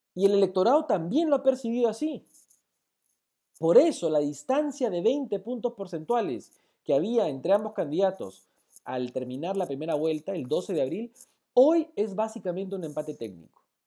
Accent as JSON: {"language": "Spanish", "country": "Peru", "said": "como peruanos"}